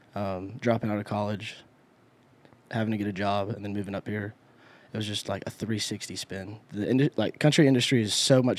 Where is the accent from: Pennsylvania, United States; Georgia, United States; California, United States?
Georgia, United States; Carrollton; also born or lived in Douglasville; Because I grew up in Douglasville, Carrollton, Georgia. Shout out. But Atlanta was like an hour away.